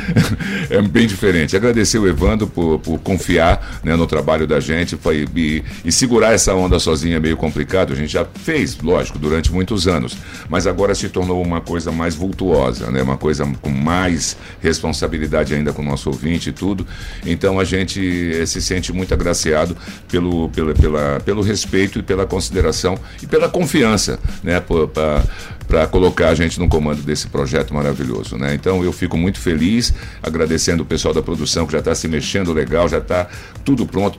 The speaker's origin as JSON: {"language": "Portuguese", "region": "São Paulo", "country": "Brazil", "tie": "born or raised there", "also_born_or_lived": "Rio de Janeiro", "moved": "yes", "lives_now": "Maranhão, Brazil", "said": "sou carioca, né? Fui criado em São Paulo"}